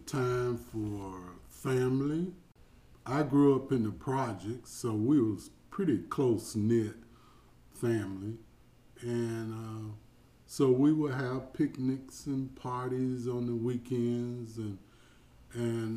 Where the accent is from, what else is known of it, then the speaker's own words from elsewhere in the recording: St. Petersburg, Florida, United States; I grew up in St. Petersburg, Florida.